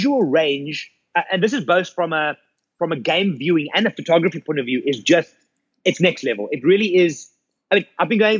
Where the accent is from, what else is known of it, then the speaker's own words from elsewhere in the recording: South Africa; We come from South Africa